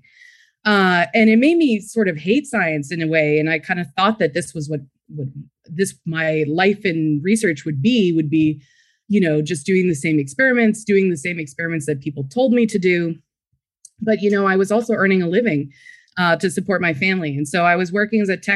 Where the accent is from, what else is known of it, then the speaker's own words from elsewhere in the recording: Frederick, Maryland, United States; I was born and raised in Frederick, Maryland.